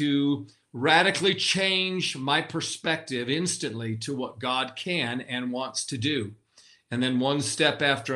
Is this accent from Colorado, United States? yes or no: no; Western New York, United States; I'm from New York, you know. I was born and raised in New York, Western New York, not the city.